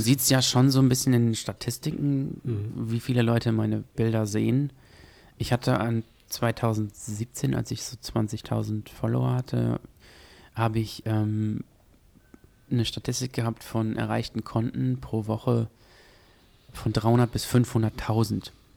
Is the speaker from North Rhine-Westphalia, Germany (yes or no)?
yes; Gütersloh, North Rhine-Westphalia, Germany; also born or lived in Paderborn; Ich komme eigentlich aus Gütersloh, nicht aus Paderborn